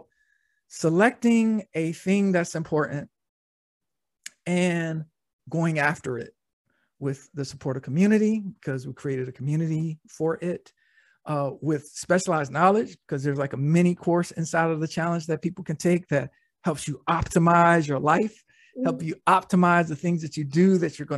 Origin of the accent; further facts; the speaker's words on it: Norfolk, Virginia, United States; I was born in Norfolk, Virginia